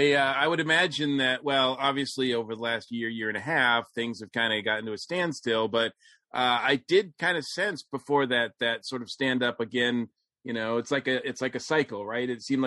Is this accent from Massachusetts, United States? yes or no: yes; Massachusetts, United States; I'm from Massachusetts myself.